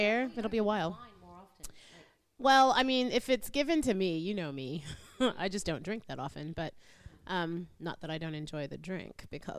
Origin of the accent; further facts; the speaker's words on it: United States; accent: posh American; moved away; I have, I guess, what's considered a bit of a posh... American accent